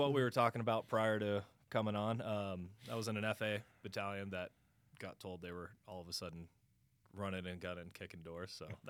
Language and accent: English; Grand Junction, Colorado, United States; Grand Junction, Colorado.